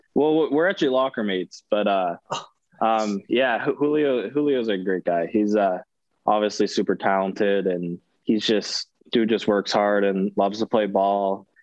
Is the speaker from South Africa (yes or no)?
no; Canada; moved away as an adult; hockey's obviously the big sport where I'm from